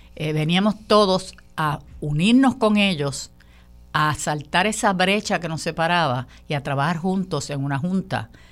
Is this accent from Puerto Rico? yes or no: yes; Puerto Rico; todos somos puertorriqueños